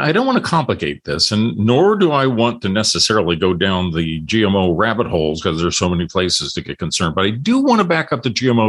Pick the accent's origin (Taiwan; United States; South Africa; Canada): United States; Illinois; where I grew up in Illinois